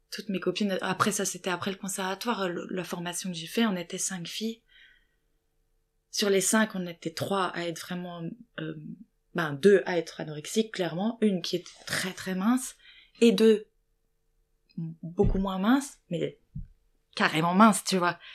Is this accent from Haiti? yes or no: no; Lorraine, Grand Est, France; accent: Lorrain; moved away; je viens d'une petite ville, euh, oulala, euh, ils vont entendre mon accent lorrain